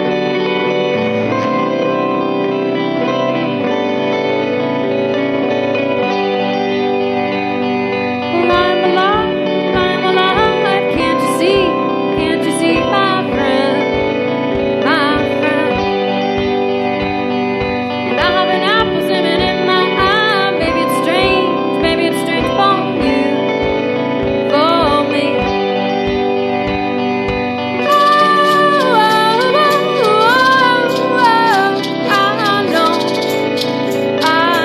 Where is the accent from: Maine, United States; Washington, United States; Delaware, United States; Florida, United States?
Maine, United States; also born or lived in Back Bay, Boston; now in Boston, United States; I'm from Maine. No, I live in Back Bay, actually.